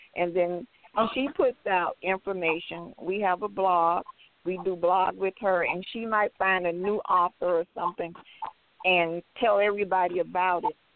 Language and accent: English; Miami, Florida, United States; now in Atlanta, United States; I'm originally from Miami, Florida